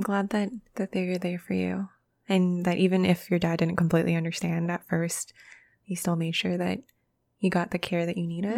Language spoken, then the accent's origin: English; Canada; we are very privileged growing up in Canada